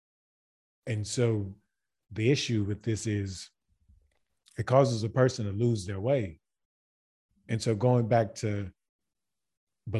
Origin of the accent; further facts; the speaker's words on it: Baton Rouge, Louisiana, United States; moved away as an adult; also born or lived in Germany; now in Croatia; I'm from Baton Rouge, Louisiana